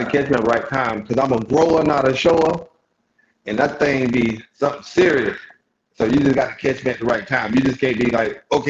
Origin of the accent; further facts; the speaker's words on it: Columbus, Georgia, United States; born there; I was born in Columbus.